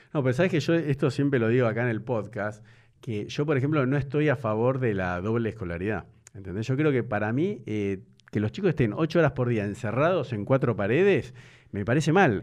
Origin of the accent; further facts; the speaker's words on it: Buenos Aires, Argentina; moved away as an adult; now in Nordelta, Argentina; Yo jugaba en la pared de mi casa de Belgrano